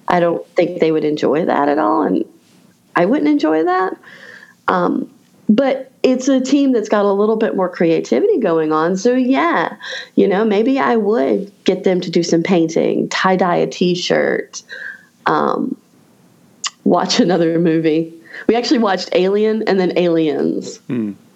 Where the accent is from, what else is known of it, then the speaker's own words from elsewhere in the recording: Raleigh, North Carolina, United States; my hometown of Raleigh, North Carolina